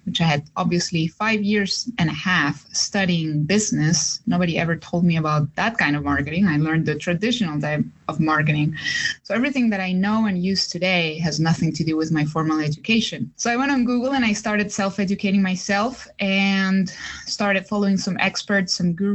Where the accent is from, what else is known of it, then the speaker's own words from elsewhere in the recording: Chile; moved away; I'm from Chile